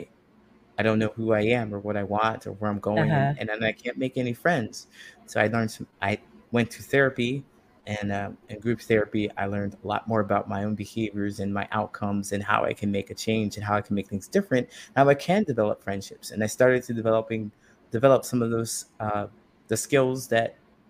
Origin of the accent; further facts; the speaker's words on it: Ohio, United States; moved away as an adult; also born or lived in California; I grew up in a small town in Ohio